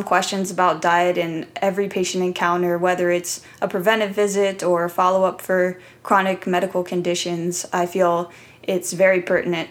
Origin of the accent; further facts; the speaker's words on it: Columbus, Ohio, United States; I grew up in Columbus, Ohio